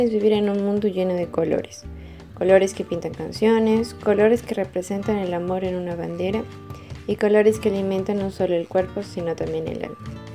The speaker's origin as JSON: {"language": "Spanish", "region": "Catamarca", "country": "Argentina", "said": "soy argentino de la no tan conocida pero sí muy pintoresca provincia de Catamarca"}